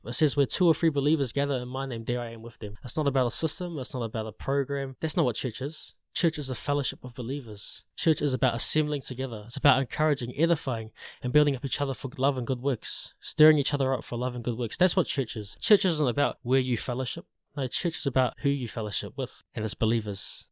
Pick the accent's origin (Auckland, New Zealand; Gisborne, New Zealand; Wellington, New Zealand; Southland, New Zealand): Wellington, New Zealand; Porirua area; I grew up in, in this place called Lyndon Inn Tower, which is right next to Porirua